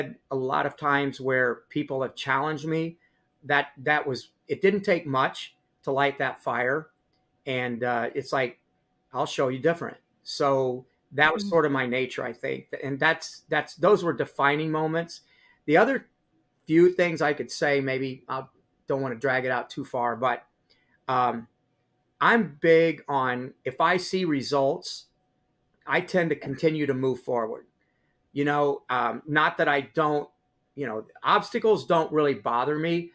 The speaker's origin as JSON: {"language": "English", "town": "Higginsville", "region": "Missouri", "country": "United States", "tie": "born or raised there", "said": "my hometown of Higginsville"}